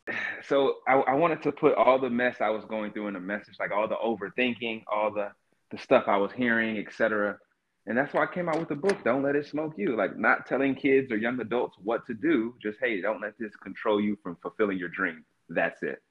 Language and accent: English; Cartersville, Georgia, United States; moved away as an adult; now in Seattle, United States; I grew up in Georgia, mm. in North Georgia